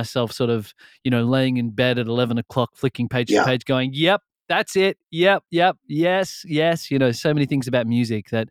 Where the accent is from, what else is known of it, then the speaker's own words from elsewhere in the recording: Australia; I grew up in Australia.